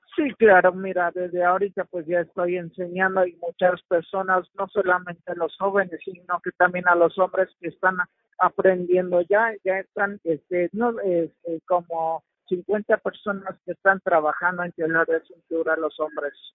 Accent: Mexico; el telar de mi pueblo

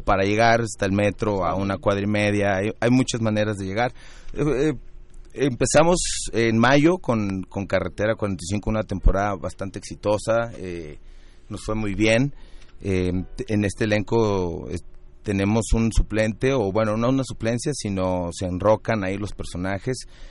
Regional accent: Guadalajara, Jalisco, Mexico; now in Mexico City, Mexico; todos los integrantes de, la obra somos de Guadalajara. Ah y, y todos radicamos acá

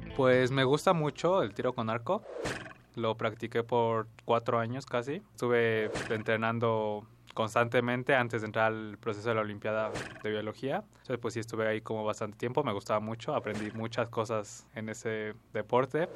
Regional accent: Mexico City, Mexico; Yo nací en la Ciudad de México el 22 de junio de 1998 realmente en mi infancia me dediqué como a jugar mucho con todos mis amigos

